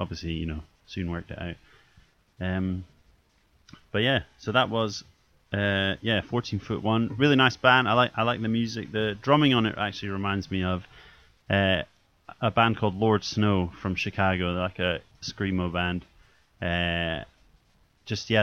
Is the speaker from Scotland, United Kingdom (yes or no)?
yes; Scotland, United Kingdom; now in England; I just long for Scotland all the time